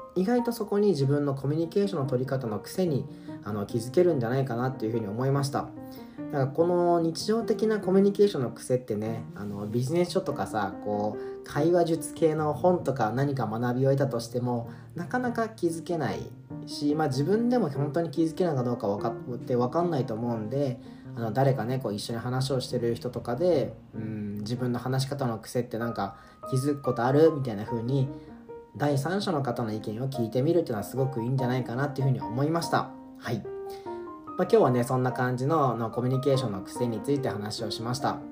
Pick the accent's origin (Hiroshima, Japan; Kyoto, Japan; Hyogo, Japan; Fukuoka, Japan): Hiroshima, Japan; 僕広島出身なんですけど